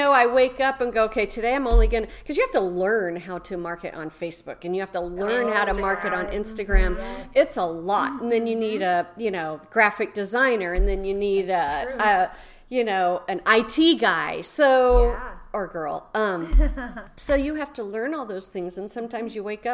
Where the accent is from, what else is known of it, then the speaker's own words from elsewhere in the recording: Manteca, California, United States; I grew up in Manteca, California.